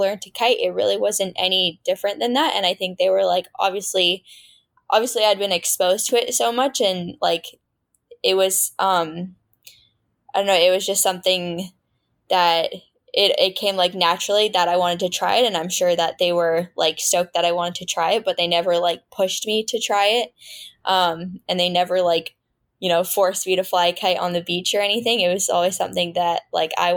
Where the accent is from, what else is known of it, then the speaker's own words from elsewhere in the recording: San Francisco Bay Area, California, United States; I was born and raised in the San Francisco Bay Area. Yeah, NorCal, born and raised.